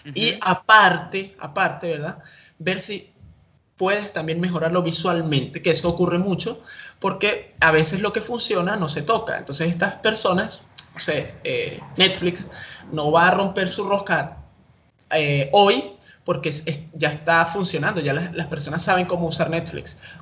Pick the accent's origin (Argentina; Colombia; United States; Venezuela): Venezuela; Caracas, Capital District; soy de Venezuela, Caracas